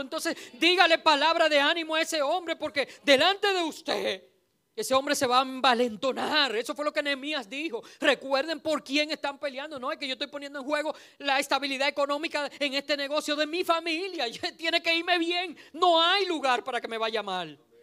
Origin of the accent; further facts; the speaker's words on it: Dominican Republic; Nosotros somos un país caribeño